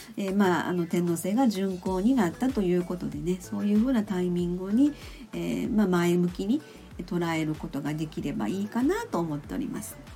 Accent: Kansai, Japan; accent: Kansai-ben; now in Nagoya, Japan; 普通に自分の関西弁炸裂みたいな感じで、あの、関西のおばちゃんスタイルでやっとりますけれどもね

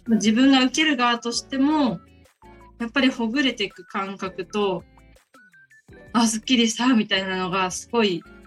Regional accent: Ibaraki, Japan; moved away as an adult; now in Miyakojima, Japan; 地元は茨城なんですけども

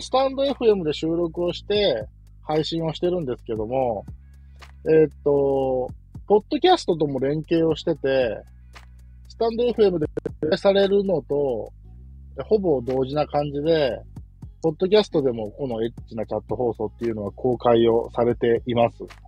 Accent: Kansai, Japan; accent: Kansai dialect; also born or lived in Nagoya; 僕関西人なので、これが関西弁なのか

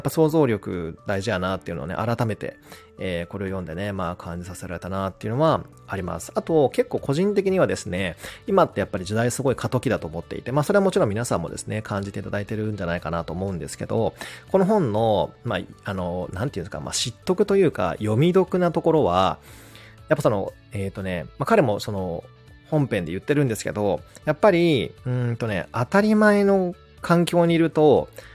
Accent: Seto Inland Sea coast, Japan; 僕もほら瀬戸内沿岸出身なので

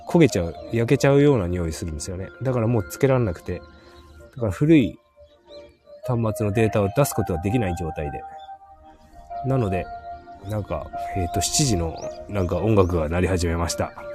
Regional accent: Hokkaido, Japan; born or raised there; moved away

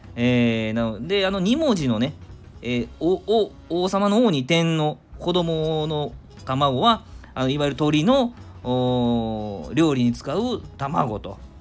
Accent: Nara, Japan; 生まれは奈良

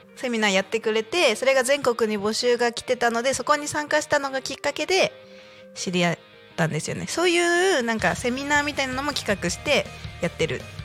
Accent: Chiba, Japan; also born or lived in South America; 千葉県生まれ千葉県育ちでちょっと南米にいた

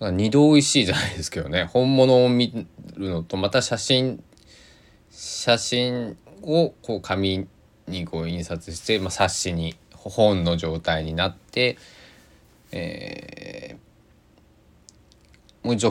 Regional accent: Kanto, Japan; also born or lived in Kochi; now in Saitama, Japan; 関東なんですけどその生まれは生まれは高知、まあ、で、まあ、ルーツは高知っていうことで

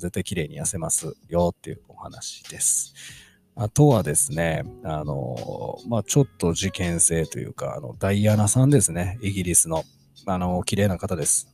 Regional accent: Kansai, Japan

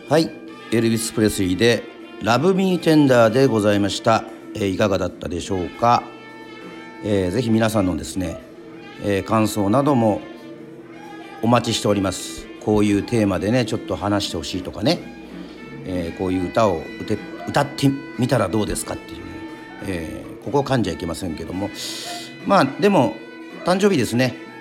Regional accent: Yoron, Kagoshima, Japan; 与論島出身

